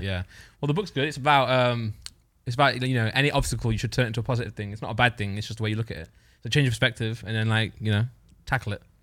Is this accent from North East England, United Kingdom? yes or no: no; Nottinghamshire, East Midlands, United Kingdom; now in Derbyshire, United Kingdom; I was born in Nottingham Shire. I live about twenty minutes away